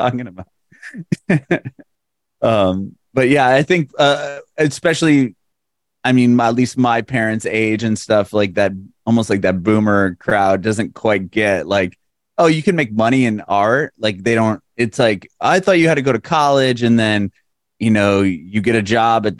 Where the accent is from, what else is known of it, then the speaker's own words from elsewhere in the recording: San Diego, California, United States; moved away as an adult; now in Nashville, United States; I'm from San Diego originally, so I was really close to Los Angeles, and then I moved to Nashville, Tennessee